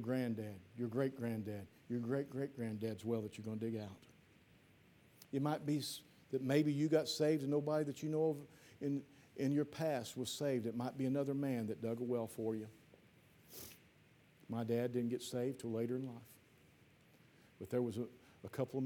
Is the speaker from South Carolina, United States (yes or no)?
no; Piedmont, Missouri, United States; my hometown, Piedmont